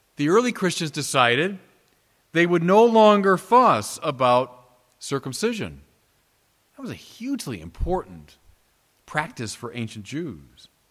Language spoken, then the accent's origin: English; United States; as an American of Irish extraction